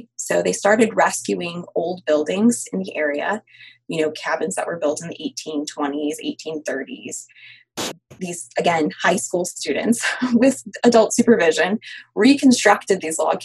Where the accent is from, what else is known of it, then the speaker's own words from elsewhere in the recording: Midwest, United States; now in Mountain City, Georgia, United States; I'm from the Midwest